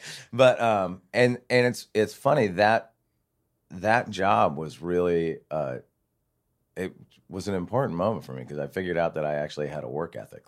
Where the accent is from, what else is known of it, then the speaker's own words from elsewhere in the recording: Santa Barbara, California, United States; I grew up in Santa Barbara, so not, not too far away from here